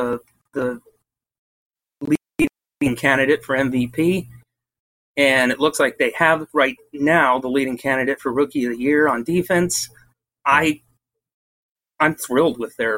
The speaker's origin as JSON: {"language": "English", "town": "Arvada", "region": "Colorado", "country": "United States", "tie": "born or raised there", "moved": "yes", "lives_now": "Lincoln, United States", "said": "I grew up in Arvada, and I played hockey there for AHA for about 10 years from ages 5 to 16."}